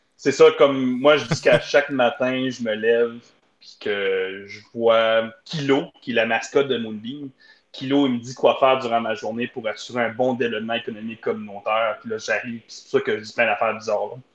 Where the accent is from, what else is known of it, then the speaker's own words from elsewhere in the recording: Hearst, Ontario, Canada; je suis né direct dans Hearst